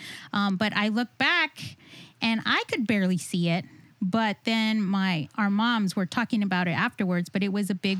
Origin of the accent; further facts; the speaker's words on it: South Texas, United States; I'm from South Texas, and I'm Ray's cousin